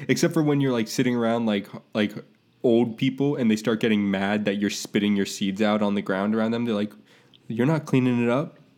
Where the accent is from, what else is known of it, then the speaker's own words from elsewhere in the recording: Tampa, Florida, United States; I grew up in Tampa